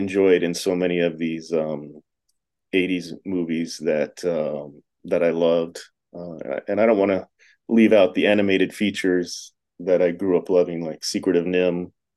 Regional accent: Tampa, Florida, United States; now in Las Vegas, United States; growing up in Florida

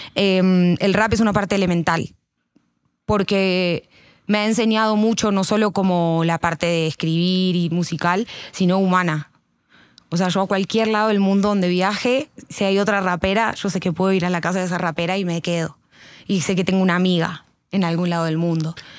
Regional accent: Argentina; moved away as an adult; now in Colombia; yo vengo de Argentina, no vengo de Canadá

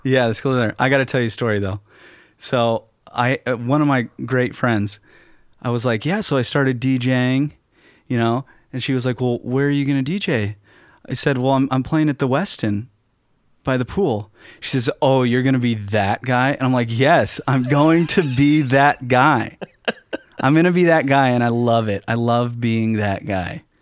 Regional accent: West Coast, United States; also born or lived in Fort Lauderdale; growing up on the West Coast

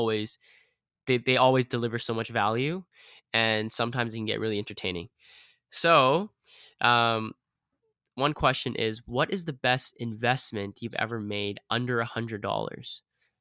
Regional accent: Vancouver, British Columbia, Canada; I was born and raised in Vancouver

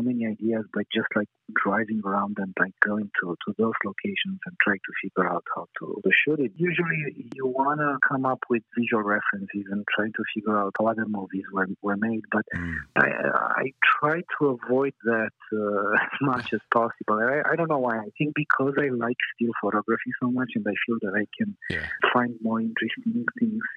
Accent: Romania; moved away; I'm originally from Romania

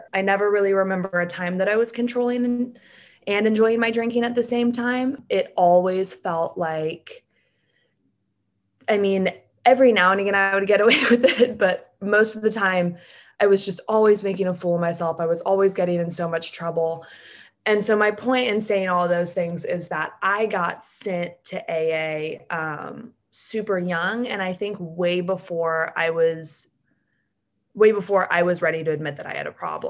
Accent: Atlanta, Georgia, United States; I'm from Atlanta, Georgia, and I grew up super normal

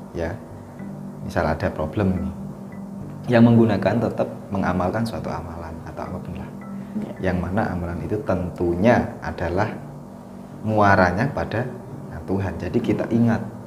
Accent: Java, Indonesia; saya lahir di Jawa

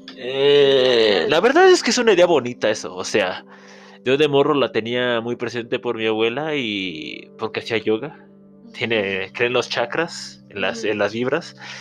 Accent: Mexico; para nosotros como mexicanos

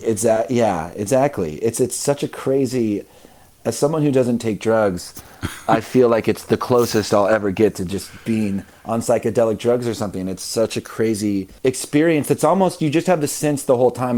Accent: Midwest, United States; I grew up in the Midwest um, where religion is sort of everywhere

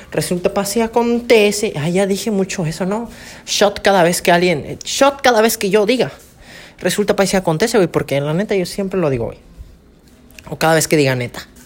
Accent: Campeche, Mexico; que pues yo soy de Campeche, ¿no? Obviamente. Soy de Campeche y todo bonito, ¿no?

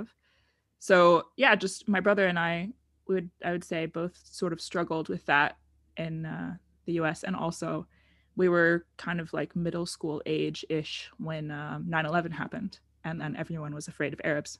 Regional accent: United States; accent: American; moved away as an adult; also born or lived in Oregon / Arizona; now in Netherlands; I grew up in the United States, as you can probably tell from my accent. Um, in Oregon area and then also in Arizona

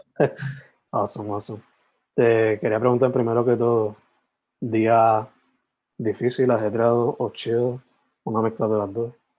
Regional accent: Sabana Grande, Puerto Rico; moved away as an adult; also born or lived in San Germán; now in Carolina, Puerto Rico; yo soy original de San Germán, like, nacido de San Germán, criado en Sabana Grande, pero me mudé para, para la metro por trabajo y vivo Carolina

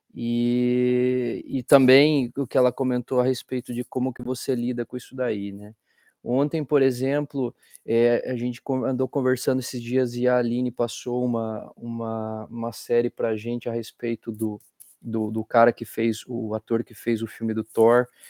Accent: Curitiba, Paraná, Brazil; now in Liverpool, United Kingdom; sou curitibano da Gema

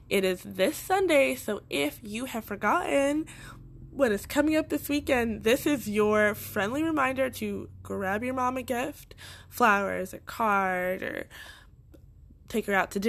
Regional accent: Boston, Massachusetts, United States; accent: Boston; born in Boston, Massachusetts. And for most people who did not know that, I did slightly get rid of my accent because I did not want to get made fun of for certain words that I said from Boston.

